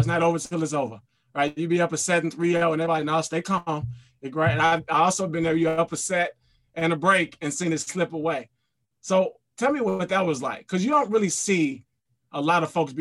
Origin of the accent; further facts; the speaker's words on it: Illinois, United States; I'm from Illinois